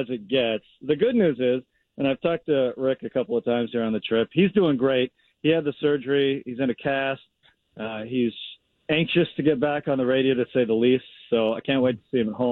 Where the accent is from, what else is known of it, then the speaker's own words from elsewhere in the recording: Tacoma, Washington, United States; I grew up in Tacoma